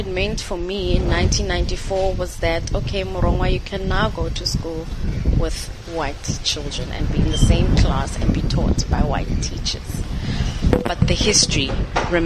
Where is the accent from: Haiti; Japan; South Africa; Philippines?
South Africa